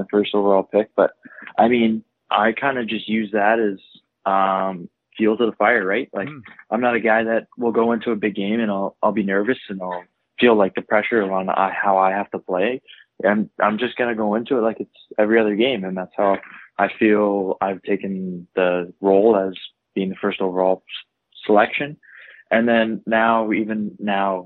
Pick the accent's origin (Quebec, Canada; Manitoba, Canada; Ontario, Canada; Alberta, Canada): Ontario, Canada; Toronto; I grew up in Toronto, Ontario, specifically the North York area